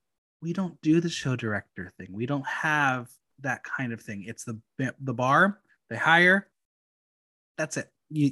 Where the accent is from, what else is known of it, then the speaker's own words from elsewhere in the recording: New York, United States; also born or lived in Boston; Obviously, I am from New York. My scene is New York. I went to school in Boston.